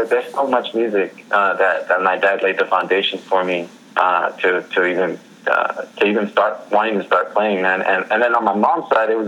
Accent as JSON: {"language": "English", "town": "National City", "region": "California", "country": "United States", "tie": "born or raised there", "also_born_or_lived": "University Heights, San Diego / Chula Vista", "said": "I grew up around the National City, Chula Vista"}